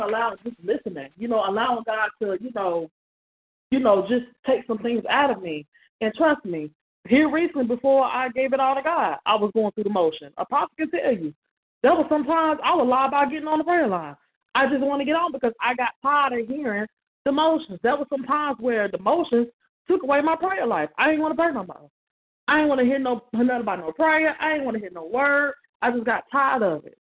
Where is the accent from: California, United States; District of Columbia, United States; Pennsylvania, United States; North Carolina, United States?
North Carolina, United States; when I moved back to my hometown